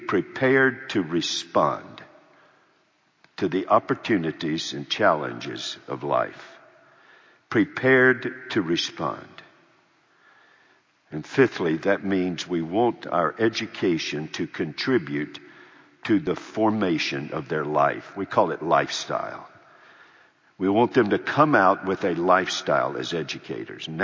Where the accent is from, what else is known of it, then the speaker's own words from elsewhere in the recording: United States; I'm an American.